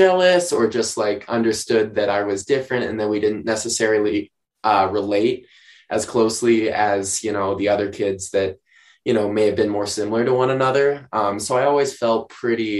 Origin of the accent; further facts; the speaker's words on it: outside Steamboat Springs, Colorado, United States; I grew up not outside of Steamboat Springs, Colorado, as a matter of fact, which is even more rural.